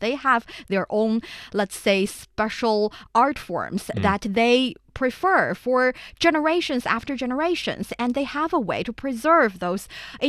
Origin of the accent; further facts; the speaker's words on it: Shanxi, China; recently took place in North China's Shanxi province, which is my hometown.